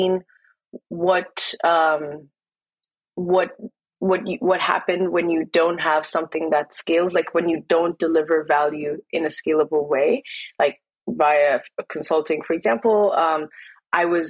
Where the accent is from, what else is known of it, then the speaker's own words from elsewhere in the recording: Kenya; me growing up in Kenya